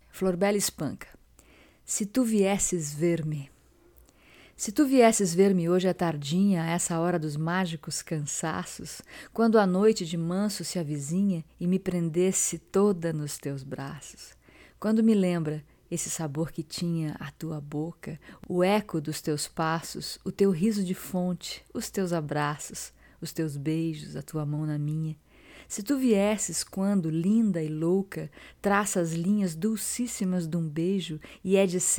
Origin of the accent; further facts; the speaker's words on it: Rio de Janeiro, Brazil; Eu sou brasileiro, do Catete, do Rio de Janeiro.